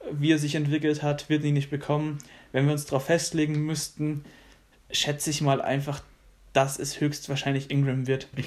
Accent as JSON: {"language": "German", "country": "Germany", "said": "wir sind alle Deutsche."}